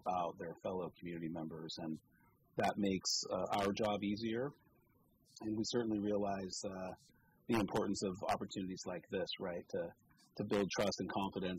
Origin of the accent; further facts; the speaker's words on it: Petaluma, California, United States; now in Cotati, United States; I was born and raised over on Caulfield